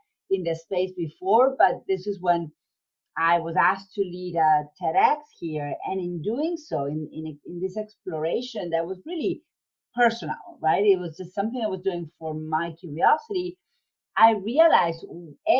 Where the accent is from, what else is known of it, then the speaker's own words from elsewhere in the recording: Argentina; moved away as an adult; now in United States; I was born and raised in Argentina